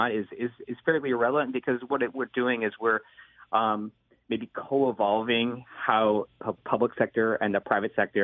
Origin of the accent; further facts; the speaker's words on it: Louisville, Kentucky, United States; I grew up in Louisville, Kentucky